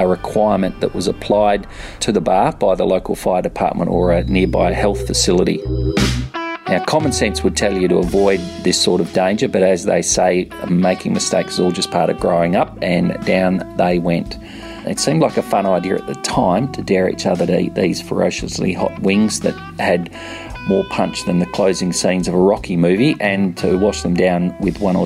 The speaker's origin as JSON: {"language": "English", "town": "Perth", "region": "Western Australia", "country": "Australia", "tie": "born or raised there", "also_born_or_lived": "London, United Kingdom", "moved": "as an adult", "lives_now": "Sydney, Australia", "said": "where I grew up in Perth"}